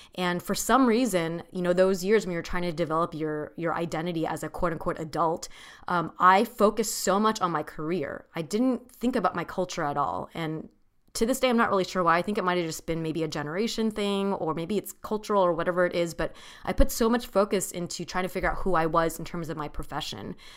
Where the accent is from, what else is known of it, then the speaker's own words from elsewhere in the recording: Orange County, California, United States; I grew up in Orange County, California